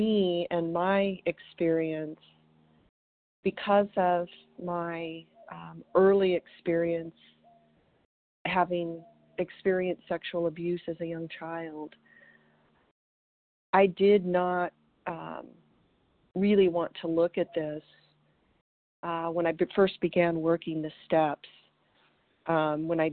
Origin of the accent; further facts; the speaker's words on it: Colorado, United States; now in Green Valley, United States; I'm from Colorado, and today I'm calling you from Green Valley, Arizona